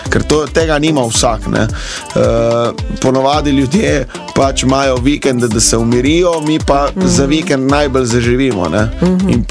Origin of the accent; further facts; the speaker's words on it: Dutovlje, Littoral, Slovenia; also born or lived in Ljubljana; jaz sem prav iz Dutovelj na Krasu